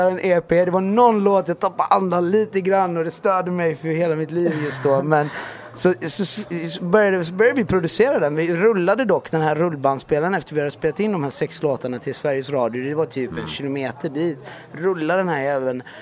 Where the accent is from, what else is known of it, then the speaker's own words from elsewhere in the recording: Iran; jag är också iranier. Jag är också 12 år.